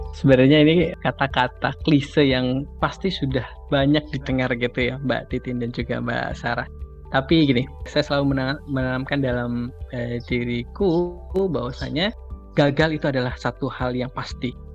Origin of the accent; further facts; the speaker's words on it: Sumenep, East Java, Indonesia; aku dari Sumeneb, kota uh-huh. kecil di Madura